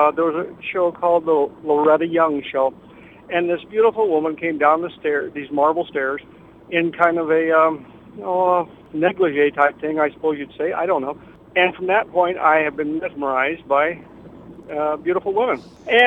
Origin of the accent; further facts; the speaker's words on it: Denver, Colorado, United States; moved away as an adult; also born or lived in North Platte, Nebraska; now in Stratton, United States; we moved to Denver when I was six. And I graduated from high school in Denver